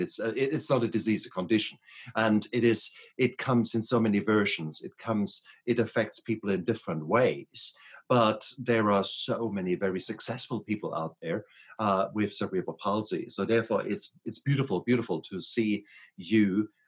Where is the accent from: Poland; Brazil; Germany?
Germany; English is a second language; now in United States; when I come from Germany, we, we start earlier there, okay?